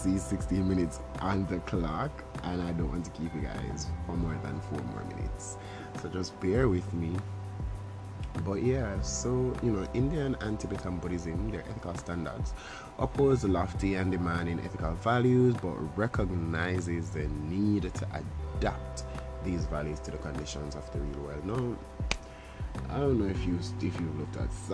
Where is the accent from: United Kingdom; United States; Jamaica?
Jamaica; I'm Jamaican